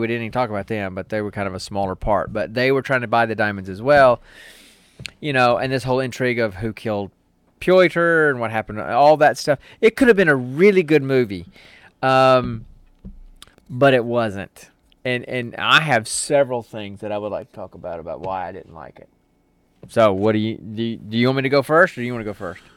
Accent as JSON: {"language": "English", "country": "United States", "said": "I'm old and I'm American"}